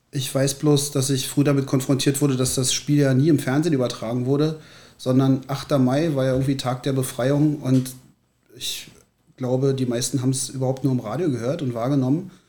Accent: Berlin, Germany; 1978, kurz nach meiner Einschulung, nach Berlin gezogen. Und ähm, fühle mich deshalb auch als Berliner

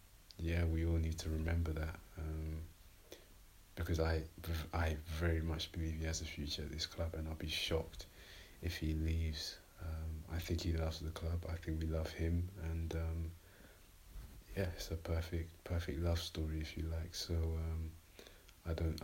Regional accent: London, United Kingdom; I'm from North London

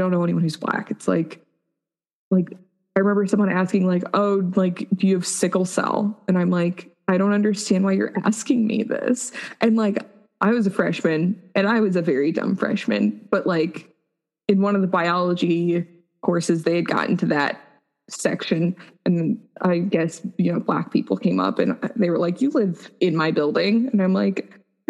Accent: Colorado Springs, Colorado, United States; moved away as an adult; also born or lived in Wyoming; I grew up in Colorado Springs

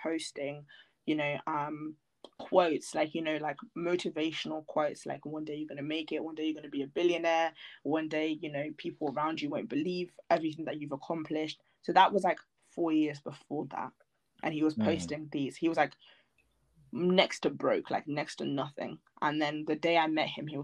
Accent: Milton Keynes, South East England, United Kingdom; just sitting around in my hometown, Milton Keynes

